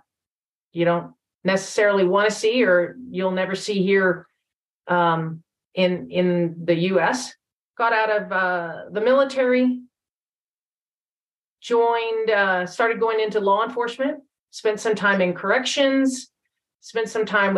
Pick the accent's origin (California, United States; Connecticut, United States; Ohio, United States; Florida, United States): California, United States; now in Texas, United States; I am originally from California. Don't hold it against me. I left as soon as I could